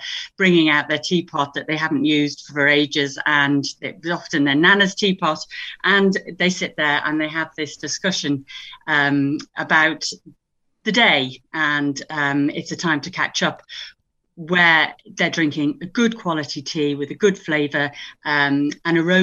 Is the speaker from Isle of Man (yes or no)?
yes; Isle of Man; also born or lived in United Kingdom; now in County Louth, Ireland; I'm from the Isle of Man.